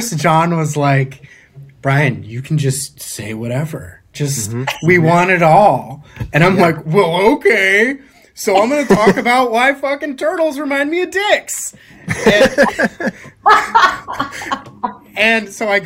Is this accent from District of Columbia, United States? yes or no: no; Hemet, California, United States; I was born in Inland Empire